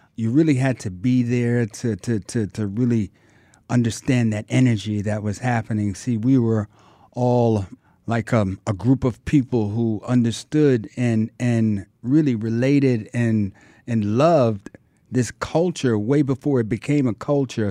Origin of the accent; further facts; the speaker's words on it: New York City, New York, United States; I was born and raised in Harlem